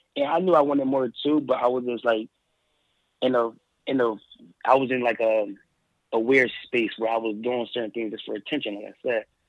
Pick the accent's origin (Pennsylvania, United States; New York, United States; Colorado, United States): Pennsylvania, United States; Philadelphia; also born or lived in Allentown, Pennsylvania; I was born and raised I was born and raised in Philadelphia. Well, I was born in Philadelphia